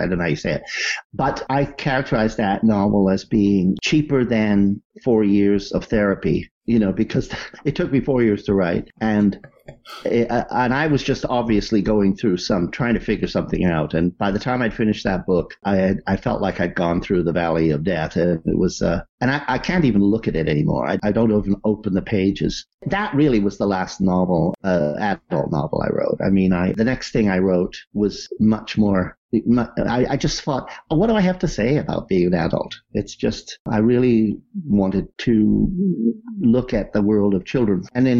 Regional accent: Wales, United Kingdom; I'm a Welshman, you know.

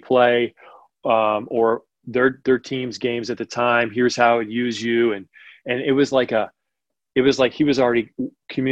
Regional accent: Portland, Oregon, United States; moved away as an adult; I was a kid from Portland, Oregon, came a long way to go to college at Duke

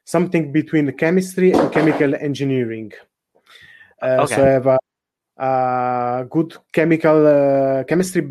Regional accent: Italy; moved away as an adult; now in Netherlands; I'm from Italy, even though at the moment I'm working in the Netherlands

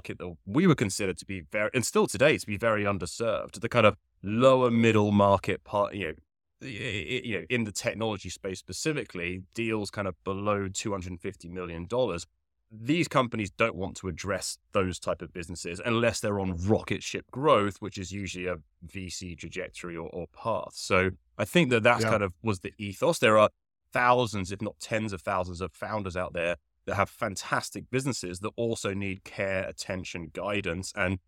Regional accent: Henley, South East England, United Kingdom; If you cannot tell from the accent, originally I'm from the United Kingdom. I grew up near a very small town called Henley, which there's absolutely no reason you should know where Henley is. It's about 30 to 40 minutes west of London.

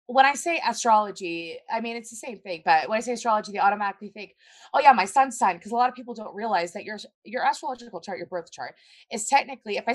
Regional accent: Tampa, Florida, United States

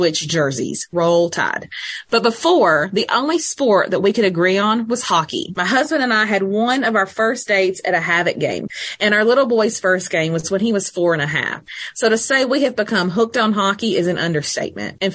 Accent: Oakman, Alabama, United States; also born or lived in Scottsboro, Alabama / Huntsville area; I'm an Alabama girl born and raised in Oakman, Alabama, down in Walker County.

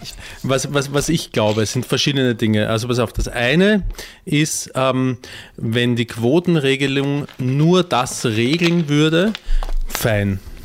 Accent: Austria; Ich als Österreicher

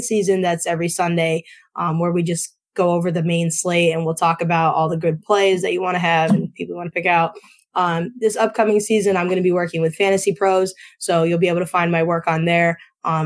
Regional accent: Northeast Pennsylvania, United States; I'm from Northeast PA, and a lot of where I'm from is very pizza competitive.

